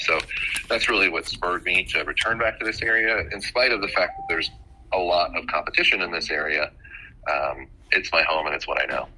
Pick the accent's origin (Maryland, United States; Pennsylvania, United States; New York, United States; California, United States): Maryland, United States; Bethesda; I grew up right outside of Washington D.C. in Bethesda, Maryland